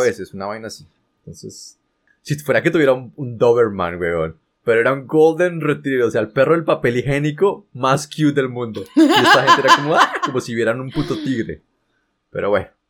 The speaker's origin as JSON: {"language": "Spanish", "country": "Colombia", "moved": "as an adult", "said": "uno como colombiano"}